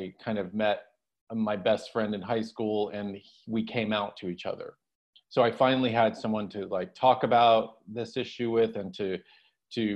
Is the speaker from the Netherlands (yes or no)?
no; Dallas, Texas, United States; I grew up in Dallas, Texas, in a large Roman Catholic family